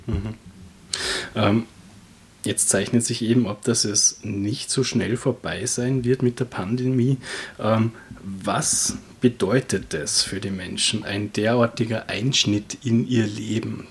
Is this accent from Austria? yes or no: yes; Austria; wir als Österreicher